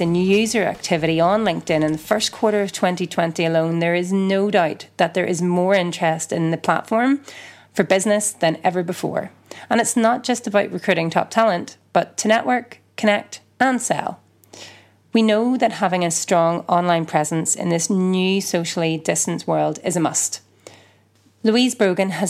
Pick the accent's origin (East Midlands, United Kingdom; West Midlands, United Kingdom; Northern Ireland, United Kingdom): Northern Ireland, United Kingdom; moved away; my home country